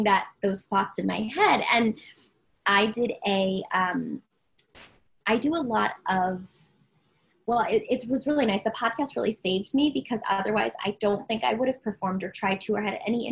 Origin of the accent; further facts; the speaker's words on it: Maryland, United States; I'm from Maryland